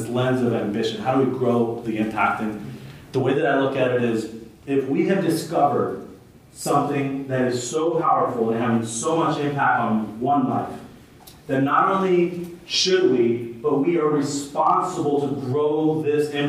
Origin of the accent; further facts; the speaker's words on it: Santa Ana, California, United States; I grew up in Santa Ana